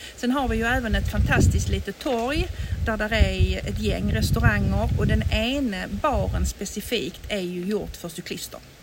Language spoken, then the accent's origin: Swedish; Sweden; moved away as an adult; also born or lived in Mallorca, Spain; now in Santa Margalida, Spain; alltså hemma i Sverige